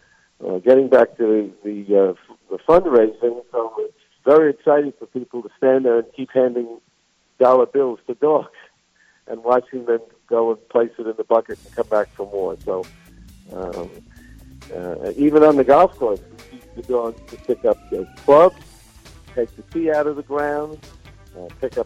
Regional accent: New York, United States; moved away as an adult; now in South Carolina, United States; I'm a New Yorker. Nobody can tell from my accent, I'm sure, but I am.

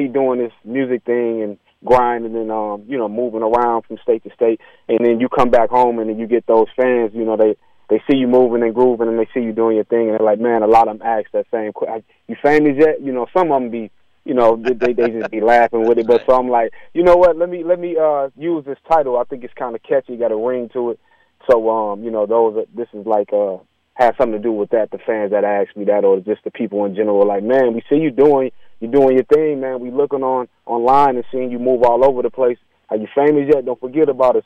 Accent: Beloit, Wisconsin, United States; everybody in my hometown in Beloit, man, I'm such an inspiration because it's so small there.

